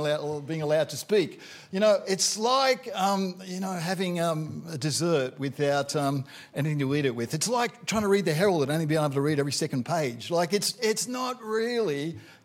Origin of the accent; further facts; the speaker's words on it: Hobart, Tasmania, Australia; I come from Hobart